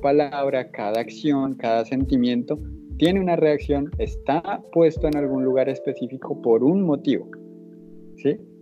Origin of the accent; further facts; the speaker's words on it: Bogotá, Colombia; yo como bogotano, o como chico que nació en Bogotá y se crió